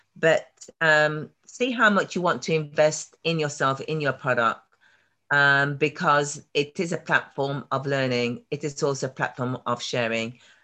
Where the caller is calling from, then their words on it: Nottingham, East Midlands, United Kingdom; I'm calling from Nottingham, in the middle of ah, the country